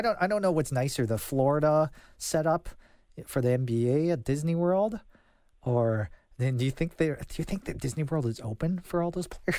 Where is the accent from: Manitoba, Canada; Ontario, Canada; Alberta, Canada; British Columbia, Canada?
Alberta, Canada; Calgary; Throughout my time growing up in Calgary, I did not go to Callaway Park